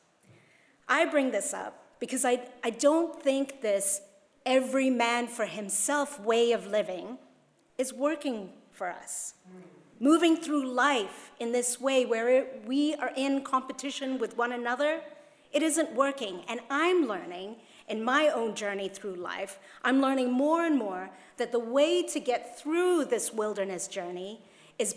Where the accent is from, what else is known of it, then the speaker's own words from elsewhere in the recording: Hong Kong; moved away; when I was growing up in Hong Kong